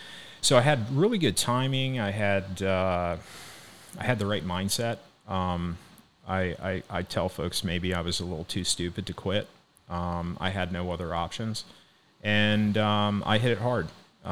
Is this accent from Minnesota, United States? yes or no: yes; Northern Minnesota, United States; moved away as an adult; now in Cape Coral, United States; I'm actually from Minnesota. Northern Minnesota.